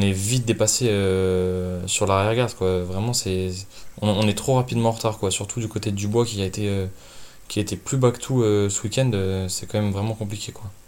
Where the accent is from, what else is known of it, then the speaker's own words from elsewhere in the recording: Lyon, Auvergne-Rhône-Alpes, France; en tant que lyonnais j'ai un peu baigné dedans forcément par la culture de la ville